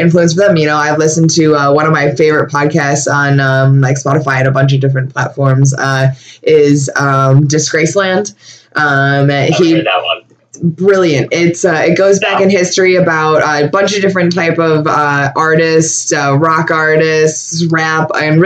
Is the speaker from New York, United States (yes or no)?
yes; Buffalo, New York, United States; I was born and raised in Buffalo, and I never went to New York City before